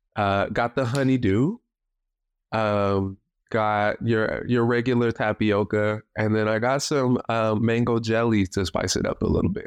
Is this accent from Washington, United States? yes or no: yes; Tacoma, Washington, United States; I'm from Tacoma, born and raised in Tacoma, uh, won't be leaving Tacoma anytime soon.